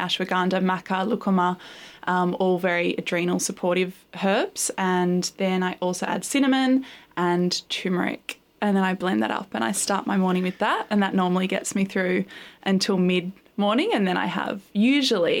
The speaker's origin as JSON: {"language": "English", "town": "Gold Coast", "region": "Queensland", "country": "Australia", "tie": "born or raised there", "also_born_or_lived": "Byron Bay, New South Wales", "said": "I grew up in Queensland, partly on the Gold Coast and partly in Byron Bay"}